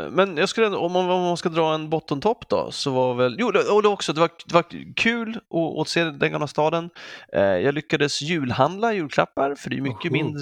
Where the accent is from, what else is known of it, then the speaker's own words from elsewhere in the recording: Sweden; Sa jag att jag är svensk?